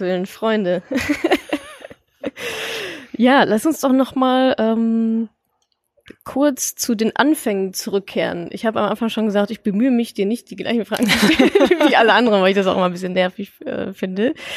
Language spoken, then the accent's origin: German; Ruhr area, North Rhine-Westphalia, Germany; ich komme ja aus dem Ruhrgebiet